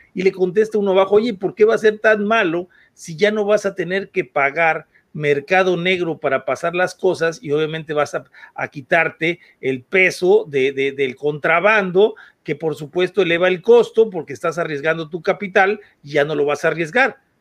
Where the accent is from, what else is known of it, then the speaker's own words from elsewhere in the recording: Mexico; yo soy mexicano